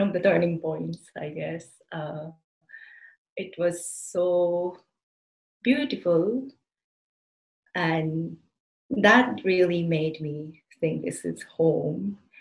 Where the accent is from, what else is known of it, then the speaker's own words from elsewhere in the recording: Japan; English is a second language; moved away as an adult; now in New Delhi, India; I was born and raised in Japan. I did all my schooling uh, in Japan